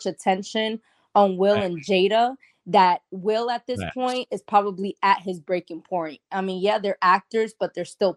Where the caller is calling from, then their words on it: Florida, United States; I'm calling in from Florida